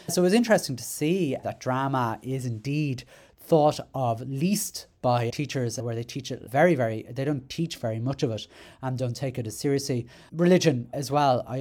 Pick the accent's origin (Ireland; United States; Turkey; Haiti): Ireland; I, I, I'm Irish, interestingly enough